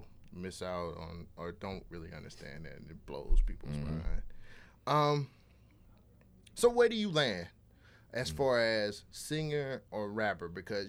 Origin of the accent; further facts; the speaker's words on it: California, United States; moved away; I grew up in California